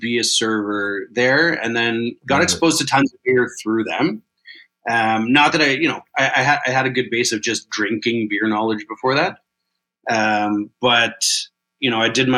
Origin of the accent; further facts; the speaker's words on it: Kitchener, Ontario, Canada; moved away as an adult; also born or lived in Toronto; growing up in Kitchener, Waterloo, you're very exposed to German culture